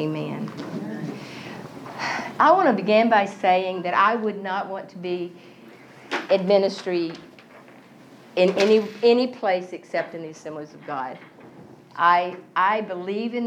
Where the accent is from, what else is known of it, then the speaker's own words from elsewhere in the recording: Texas, United States; I grew up in Texas